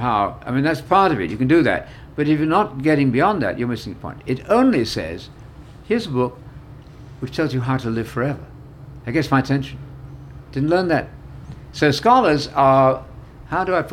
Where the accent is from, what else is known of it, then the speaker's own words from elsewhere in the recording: United Kingdom; moved away; also born or lived in Illinois; being a Brit